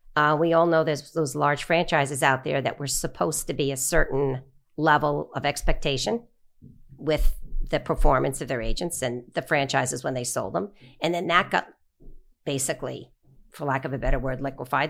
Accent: Long Island, New York, United States; I grew up on Long Island

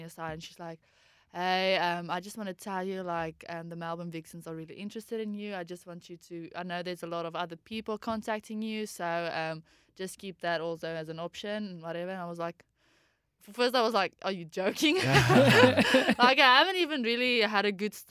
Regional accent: Pretoria, Gauteng, South Africa; moved away as an adult; now in Australia; I'm from Pretoria, Johannesburg. So yeah, it's a little bit far away from the coast. So it's more inward in Gauteng.

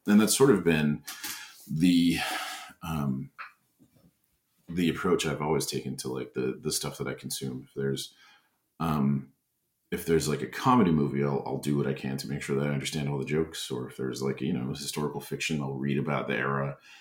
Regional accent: Bemidji, Minnesota, United States; moved away; I was born in Minneapolis, uh, but I uh, only lived there until I was about eight, and then we moved back up north to Bemidji

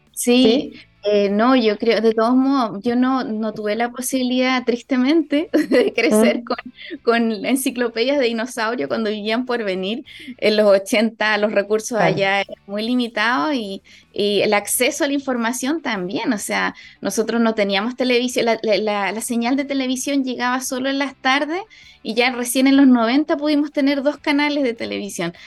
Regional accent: Porvenir, Magallanes and Chilean Antarctica, Chile; que he vivido en mi vida y en mi infancia también en Porvenir

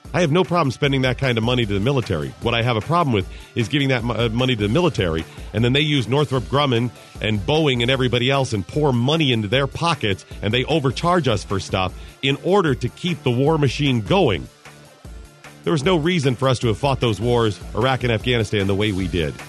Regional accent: Cleveland, Ohio, United States; also born or lived in Dayton, Ohio; Skip and I used to live in Dayton for a while, and I'm from Cleveland area

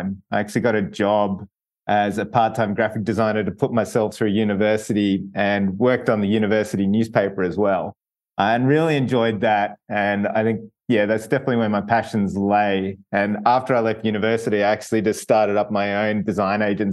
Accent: Melbourne, Victoria, Australia; I grew up in Melbourne, Australia, which is kind of down the very bottom of the globe.

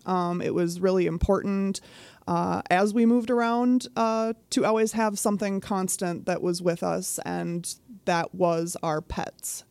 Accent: Virginia, Minnesota, United States; I was born a ranger

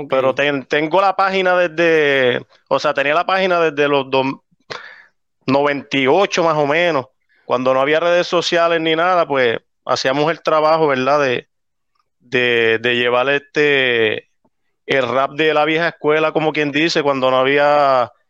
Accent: Arecibo, Puerto Rico; now in South Carolina, United States; Nací y criado en Arecibo y pues ahora viviendo en South Carolina.

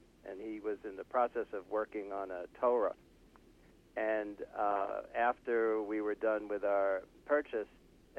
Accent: New York City, New York, United States; moved away as an adult; now in Santa Fe, United States; we're from Brooklyn. We grew up in Brooklyn, so we're native New Yorkers, although we've lived in Santa Fe, New Mexico since the, 1980, the late 70s.

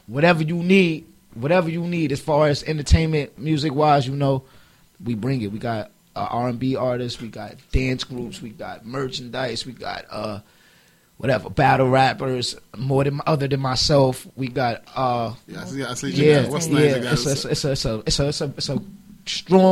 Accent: New York City, New York, United States; moved away; growing up in Harlem, like, it's like, if you look at the way it's set up out here, it's houses

